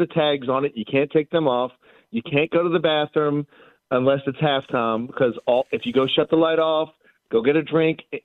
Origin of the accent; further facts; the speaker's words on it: Boston, Massachusetts, United States; I grew up in Boston watching Bird and Parrish and all them play